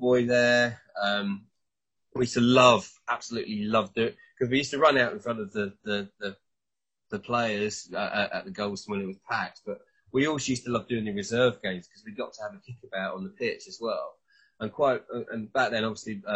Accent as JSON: {"language": "English", "town": "Burgess Hill", "region": "South East England", "country": "United Kingdom", "said": "I'm actually from Burgess Hill originally"}